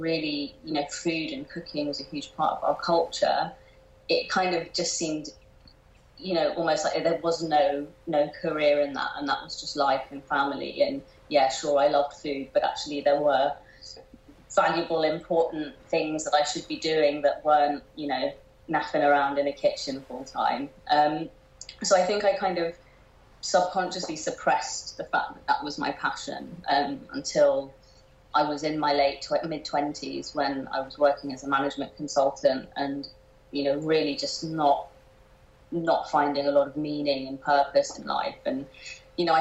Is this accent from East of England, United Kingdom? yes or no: no; London, United Kingdom; I grew up in a very nice part of southwest London called Hampton